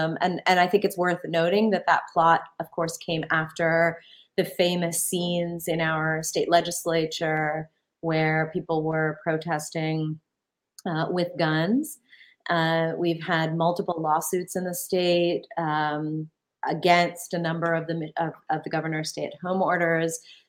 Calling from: Ann Arbor, Michigan, United States; Yeah, so it's I'm calling from Ann Arbor, Michigan, where, like most of the country, we're experiencing a spike in our COVID cases.

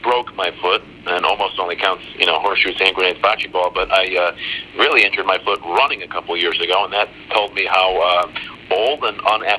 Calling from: Johnson City, Tennessee, United States; Johnson City, Tennessee.

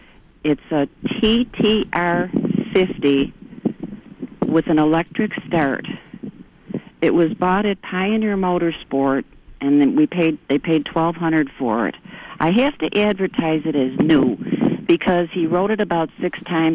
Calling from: Bliss, Idaho, United States; Good morning. I'm calling from Bliss this morning

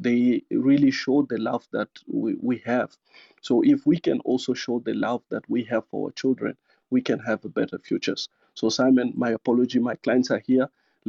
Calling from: Zimbabwe; I'm finding myself, I'm still in Zimbabwe.

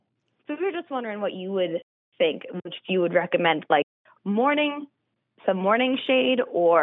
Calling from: Easton, Pennsylvania, United States; I am calling from Easton, PA.

